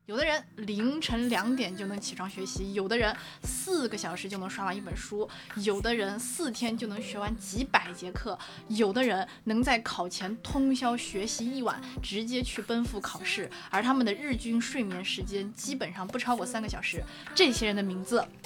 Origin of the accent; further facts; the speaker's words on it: China; 我们中国人本来就喜欢造神嘛